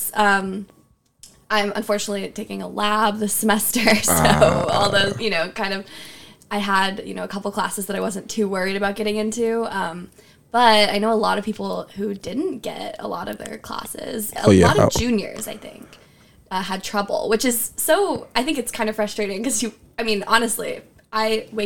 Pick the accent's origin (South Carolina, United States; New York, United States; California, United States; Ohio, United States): Ohio, United States; Northeast; moved away as an adult; now in Princeton, United States; I'm from Northeast Ohio